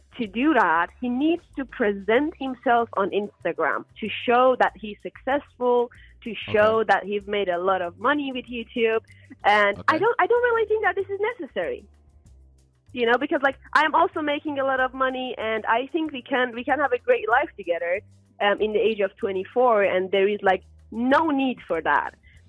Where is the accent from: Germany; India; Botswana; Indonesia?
Germany; For example, I'm from Germany, he's from United Kingdom